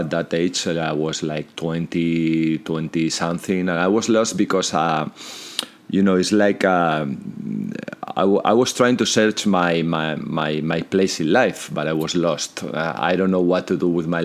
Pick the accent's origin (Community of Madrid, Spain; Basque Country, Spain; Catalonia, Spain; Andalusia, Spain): Community of Madrid, Spain; Madrid; English is a second language; also born or lived in Santander; No, I was born in Santander